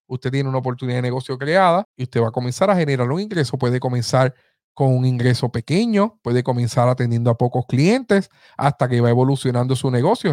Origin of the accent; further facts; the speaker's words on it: Aibonito, Puerto Rico; ese es mi pueblo, el pueblo que me vio eh, crecer, así que aquí estoy desde ahí bonito, Puerto Rico